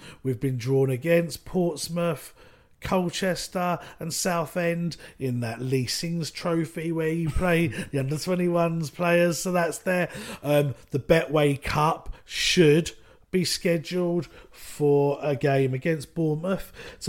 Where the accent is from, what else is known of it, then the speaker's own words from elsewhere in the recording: Ireland; Yeah, possibly. Although Celtic, as an Irishman...